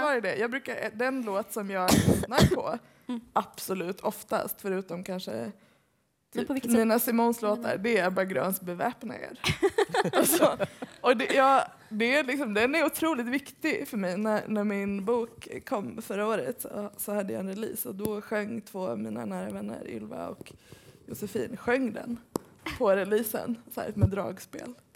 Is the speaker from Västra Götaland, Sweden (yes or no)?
yes; Gothenburg, Västra Götaland, Sweden; also born or lived in Hammarkullen; jag är ju uppvuxen i Göteborg